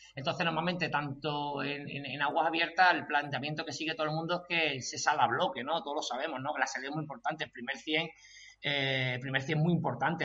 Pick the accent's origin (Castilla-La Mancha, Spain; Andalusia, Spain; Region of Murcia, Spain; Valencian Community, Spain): Andalusia, Spain; Chiclana de la Frontera; yo soy de Chiclana, allí mucha tradición de trialón, el trialón más antiguo de España. Entonces, desde, muy pequeño, pues yo he estado pues viendo trialón